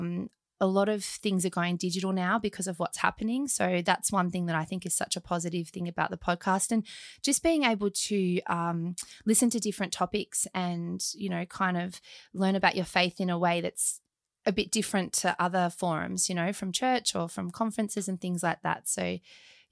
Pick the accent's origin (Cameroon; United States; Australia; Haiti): Australia; accent: very Australian; my very Australian accent